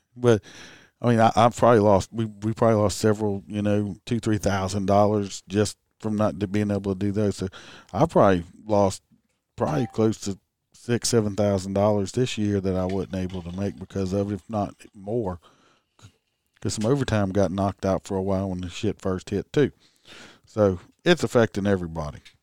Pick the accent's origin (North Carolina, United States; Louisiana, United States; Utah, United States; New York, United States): Louisiana, United States; I'm from Louisiana